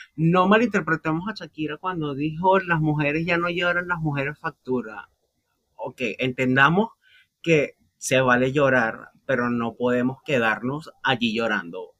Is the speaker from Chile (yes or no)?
no; Venezuela; los que somos venezolanos